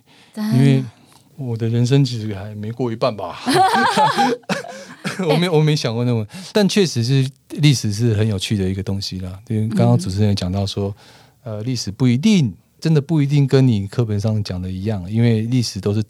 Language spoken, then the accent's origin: Chinese; Taiwan; 我们台湾人其实很喜欢看电影